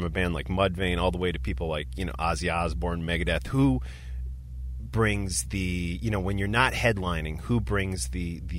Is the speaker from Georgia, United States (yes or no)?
no; Florida, United States; Growing up in South Florida, I was well aware of death and the impact they made on the metal scene.